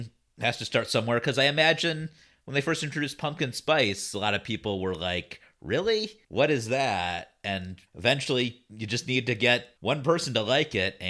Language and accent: English; Cleveland, Ohio, United States; I'm from Cleveland